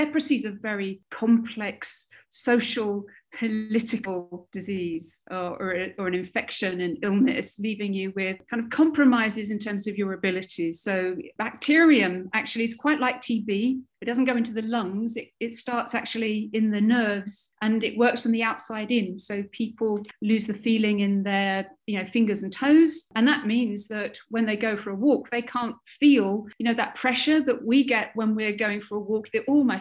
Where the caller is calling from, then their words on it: Newcastle upon Tyne, North East England, United Kingdom; I'm coming in from Newcastle on Tyne in the UK.